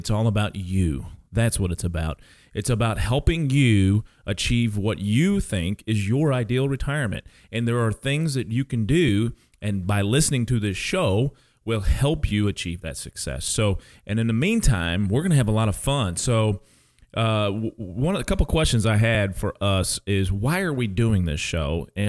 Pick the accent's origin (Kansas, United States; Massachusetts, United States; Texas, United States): Kansas, United States; I am originally from Kansas, so don't hold this against me, but I am a Jayhawks fan, okay?